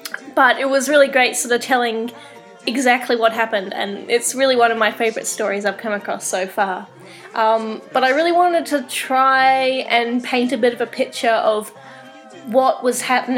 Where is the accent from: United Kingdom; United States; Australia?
Australia; also born or lived in New Zealand / Ottawa; now in Kingston, Canada; I grew up in Australia and New Zealand, hence the accent. And I recently moved to Canada. In fact, I recently moved from Ottawa to Kingston in Canada